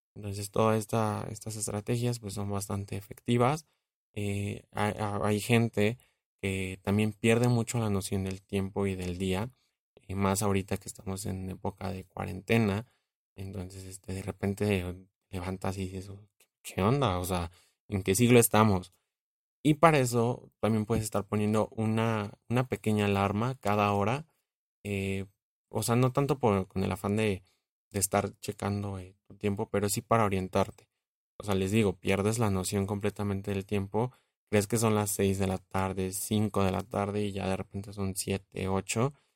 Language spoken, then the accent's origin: Spanish; Mexico; como buen mexicano